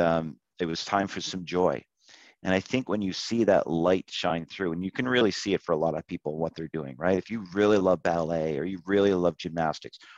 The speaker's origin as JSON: {"language": "English", "region": "Nova Scotia", "country": "Canada", "tie": "born or raised there", "said": "when I was growing up in Nova Scotia"}